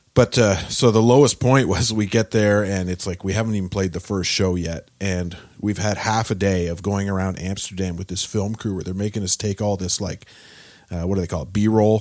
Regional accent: Peterborough, Ontario, Canada; also born or lived in Gaspé, Quebec / Quebec City / Toronto; I grew up, uh, in Peterborough for the most part. I was born in Gaspé, in, uh, Quebec

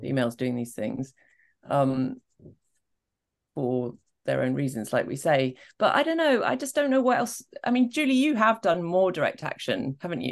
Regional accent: Scotland, United Kingdom; I am from Scotland

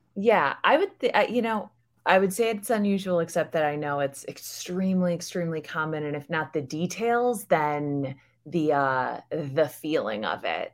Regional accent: United States; I'm American. I was raised in America

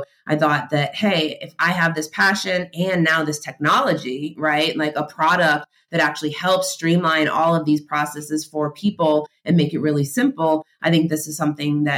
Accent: Boston, Massachusetts, United States; I am from Boston.

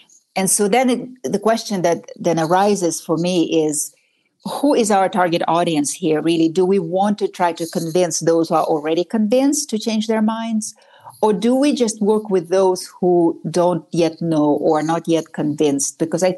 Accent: Novosibirsk, Novosibirsk Oblast, Russia; now in United States; I grew up in Novosibirsk.

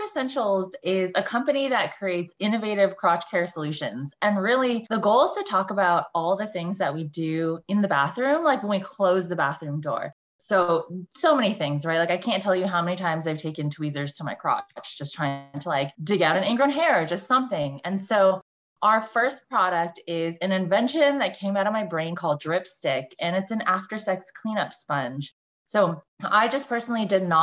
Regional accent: Bay Area, California, United States; I grew up in the Bay Area, went to a super cutthroat high school

